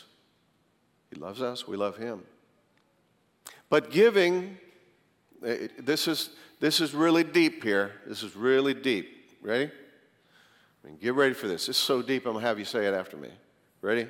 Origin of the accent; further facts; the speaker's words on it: Greensboro, North Carolina, United States; moved away as an adult; also born or lived in Tulsa; I was from Greensboro, went out to Tulsa